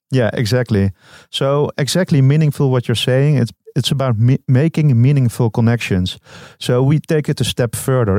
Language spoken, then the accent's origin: English; Amsterdam, North Holland, Netherlands; I'm from Amsterdam